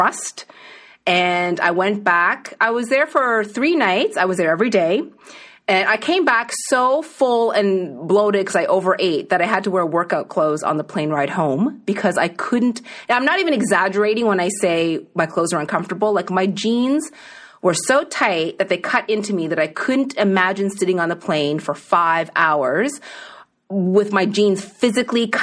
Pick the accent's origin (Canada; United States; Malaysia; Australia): Canada; East Coast; moved away; I grew up on the East Coast